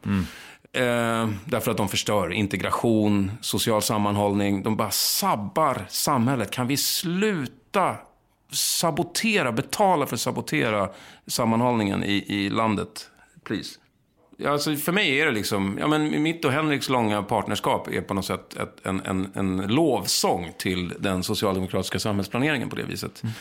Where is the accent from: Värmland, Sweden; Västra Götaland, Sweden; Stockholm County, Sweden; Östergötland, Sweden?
Stockholm County, Sweden; Lidingö; accent: Lidingö; Jag var från Lidingö, lite så här övre medelklassunge.